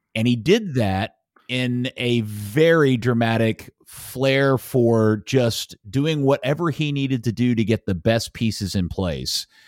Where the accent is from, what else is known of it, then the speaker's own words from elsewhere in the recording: United States; as an American